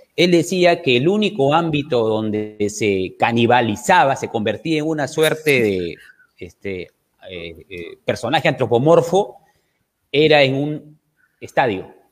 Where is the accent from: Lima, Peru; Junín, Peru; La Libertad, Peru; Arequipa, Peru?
La Libertad, Peru; Trujillo; yo soy de Trujillo